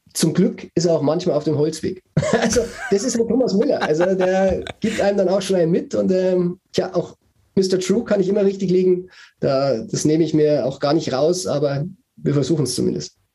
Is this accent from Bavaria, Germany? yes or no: yes; Bavaria, Germany; ich bin geborener Bayer